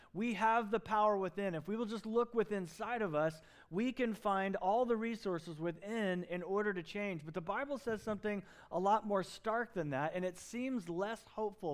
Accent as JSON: {"language": "English", "region": "Southeast", "country": "United States", "tie": "born or raised there", "moved": "yes", "said": "where I grew up in the Southeast"}